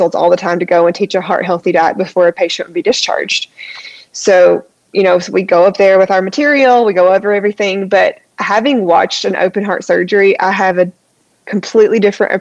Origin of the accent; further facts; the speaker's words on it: Eastern Kentucky, United States; moved away as an adult; also born or lived in Washington State; my hometown hospital, where I'm from in Eastern Kentucky, they hired me. And I lived in my hometown